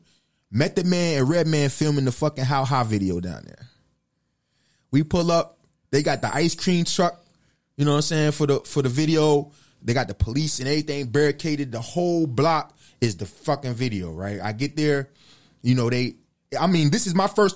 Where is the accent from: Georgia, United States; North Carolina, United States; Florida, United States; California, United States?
North Carolina, United States; also born or lived in Harlem, New York / Fayetteville, North Carolina; I'm from Harlem originally. I was a kid and I moved down to North Carolina.